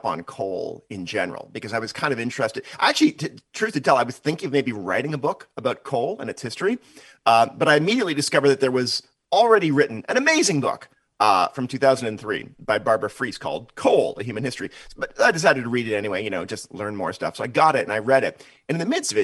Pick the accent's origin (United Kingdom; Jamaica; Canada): Canada; now in United States; I'm originally Canadian